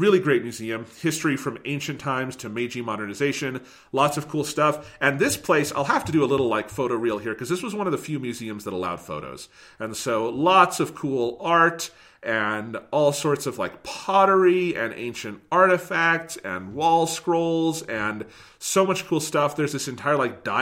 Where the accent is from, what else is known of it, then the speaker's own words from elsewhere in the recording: United States; as an American